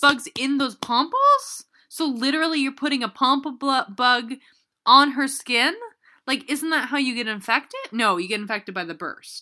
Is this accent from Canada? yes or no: yes; Canada